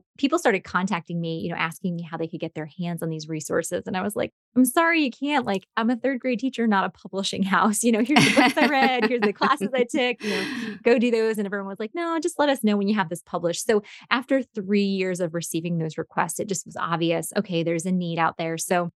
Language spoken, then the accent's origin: English; New York, United States; moved away as an adult; also born or lived in Chicago area / southern United States; now in United States (South); I'm originally from New York, grew up there, and then taught in a Christian school just outside of Chicago for a decade, and now live in the southern part of the United States.